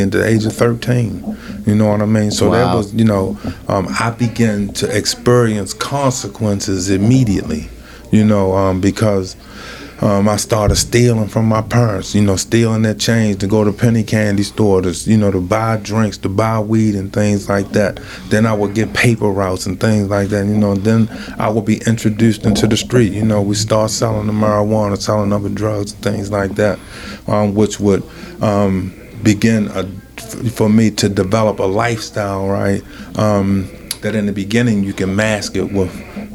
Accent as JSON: {"language": "English", "town": "Baltimore", "region": "Maryland", "country": "United States", "tie": "born or raised there", "said": "I'm from West Baltimore"}